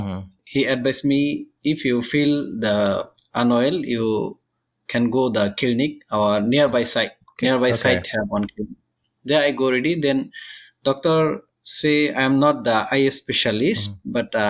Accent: Bangladesh; moved away as an adult; now in Singapore; I am 32 years old and I'm from Bangladesh.

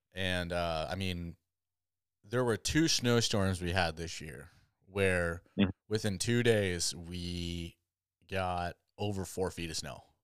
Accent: Southwest Michigan, United States; moved away; I grew up on a farm back back in Southwest Michigan

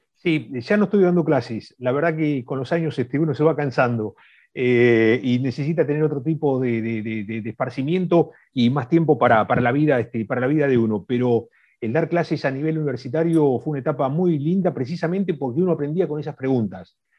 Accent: Argentina; nosotros como argentinos

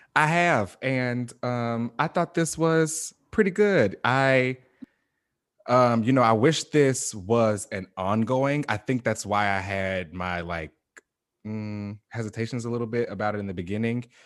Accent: Chicago, Illinois, United States; moved away; I'm from Chicago, like, originally. I grew up

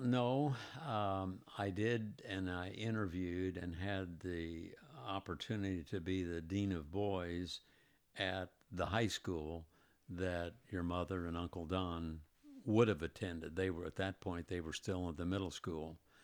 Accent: Indianapolis, Indiana, United States; also born or lived in Greenwood, Indiana; I was born in Indianapolis, lived in Indianapolis all my life, except for maybe the last twenty some odd years when we moved to Greenwood, which was all of two miles farther south

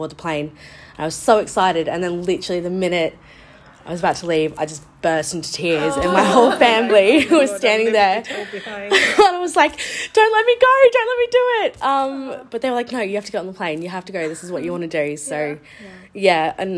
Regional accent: Australia; moved away as an adult; now in United Kingdom; I moved over here from Australia in 2017, and I've literally been here for now 4.5 years working at the school. I moved over when I was 23

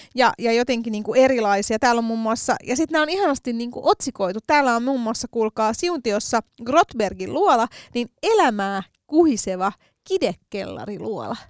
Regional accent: Helsinki, Uusimaa, Finland; accent: Stadi slang; minähän olen tota, noin kotoisin Helsingin keskustasta. Olen neljännen polven helsinkiläinen todistetusti ja ässäni todistaa sen.

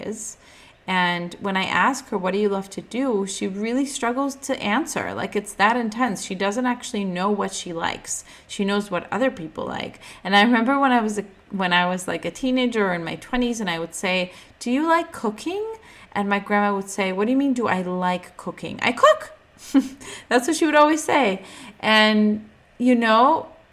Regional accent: Ukraine; I was born in the Ukrainian hospital

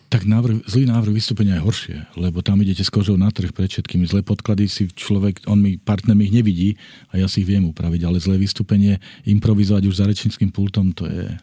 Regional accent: Slovakia; doma na Slovensku

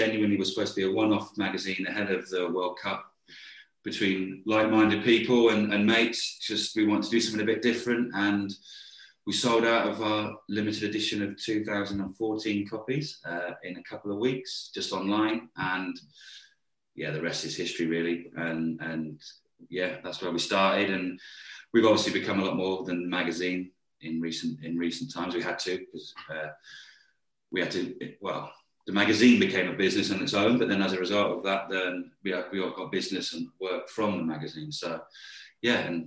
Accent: Yeovil, South West England, United Kingdom; I was born and bred in Yeovil in Somerset, sleepy Somerset

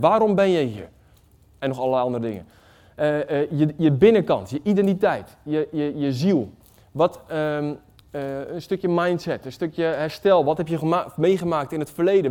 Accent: Waddinxveen, South Holland, Netherlands; Ik kom uit Wanningsveen

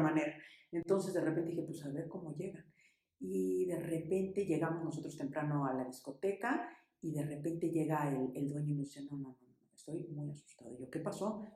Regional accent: Mexico City, Mexico; Nací aquí en México en el 75

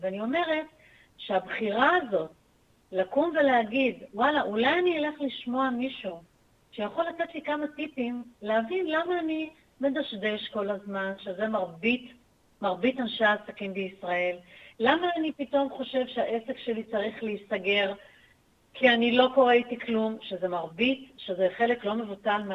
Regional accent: Acre, Northern District, Israel; moved away as an adult; נולדתי בעכו. אה. שם גדלתי עד גיל צבא.

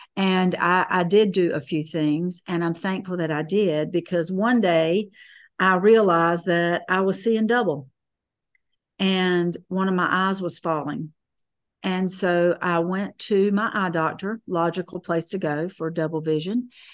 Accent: Fayetteville, North Carolina, United States; born or raised there

